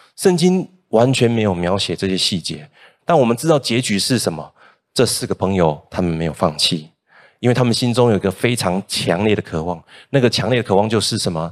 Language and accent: Chinese; Kaohsiung, Taiwan; moved away as an adult; also born or lived in Hsinchu; now in Taichung, Taiwan; 我是高雄人，那我离开高雄之后，首先去工作的，呃，地方呢是新竹，接着呢再来到台中